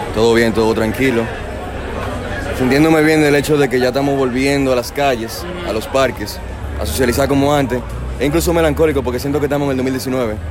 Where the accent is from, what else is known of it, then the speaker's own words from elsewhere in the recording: Dominican Republic; soy un músico dominicano